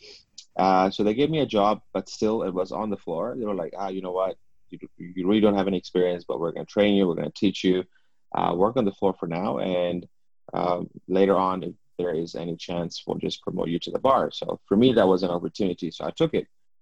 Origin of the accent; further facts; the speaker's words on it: Hong Kong; I was born in and I grew up here in Hong Kong